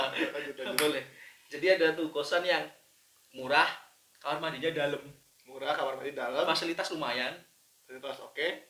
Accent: Yogyakarta, Special Region of Yogyakarta, Indonesia; kosan ini kan menurut saya ya saya orang Jogja gitu yeah. orang Jogja dan maksudnya setahun kuliah kan udah pernah main ke iya. kos-kosan

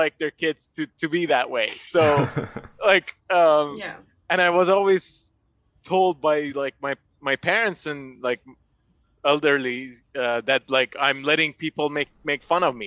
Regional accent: Iran; first language Persian; English is a second language; moved away; growing up in Iran

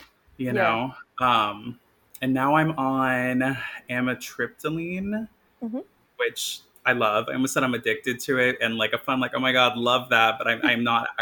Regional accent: Maine, United States; now in Brooklyn, United States; I grew up in Maine

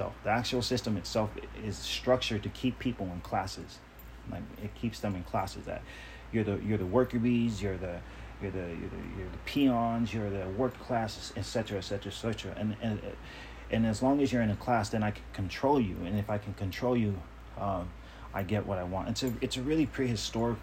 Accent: Long Beach, California, United States; also born or lived in Compton, California; we moved from Compton to Long Beach when I was a kid

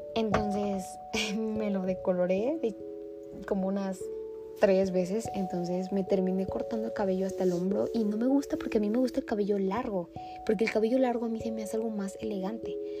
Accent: Mexico City, Mexico; nací en el Estado de México. Mis primeros 7 años de vida, casi 8. Y después nos mudamos para Ciudad de México

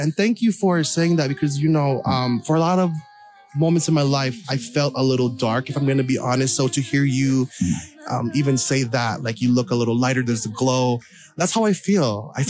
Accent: Philippines; I'm a devout Catholic. I'm Filipino.

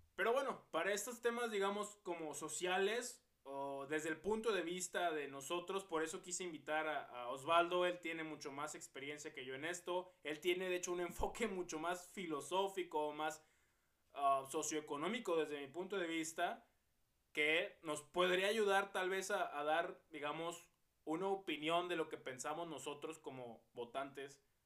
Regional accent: Mexico; Todos somos mexicanos, todos somos un mismo pueblo

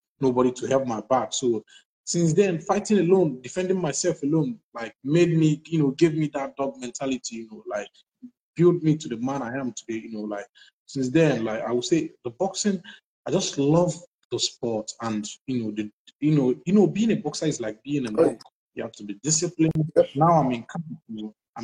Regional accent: Nigeria; I'm from Nigeria, and I'm Brass State, to be precise.

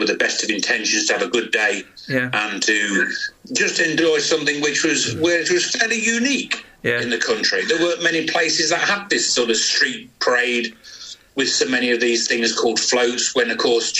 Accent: Spalding, East Midlands, United Kingdom; moved away as an adult; also born or lived in Leicestershire; I was born in 1959, Jess. And I grew up on the Windsor Estate in Spalding.

